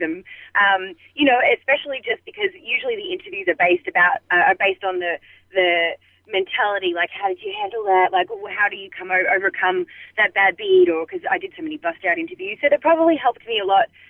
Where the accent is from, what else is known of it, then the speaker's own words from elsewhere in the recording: Melbourne, Victoria, Australia; I'm from Melbourne in Australia